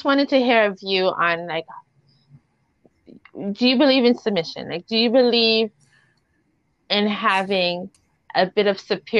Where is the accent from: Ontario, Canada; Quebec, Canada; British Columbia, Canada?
Ontario, Canada; Toronto; I'm from Toronto